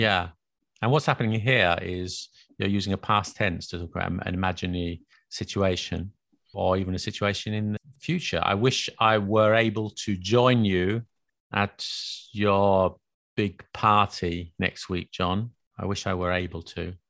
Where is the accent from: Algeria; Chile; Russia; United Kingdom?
United Kingdom; England; accent: very British, very English; now in France; live in France and I try to speak French, but my accent is very British, very English